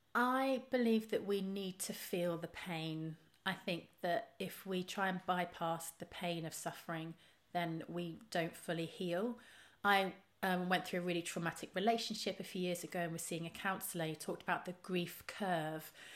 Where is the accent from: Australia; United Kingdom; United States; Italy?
United Kingdom; Trowbridge, South West England; moved away; I grew up in Trowbridge in the West Country.